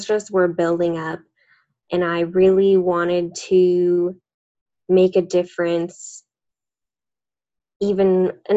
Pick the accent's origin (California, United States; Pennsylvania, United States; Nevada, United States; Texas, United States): Nevada, United States; Las Vegas; also born or lived in Henderson, Nevada; I'm born and raised in Las Vegas